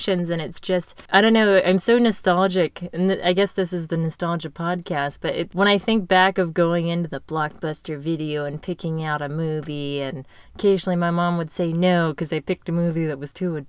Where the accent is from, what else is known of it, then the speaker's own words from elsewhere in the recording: Galt, California, United States; we also did not have a movie theater in my hometown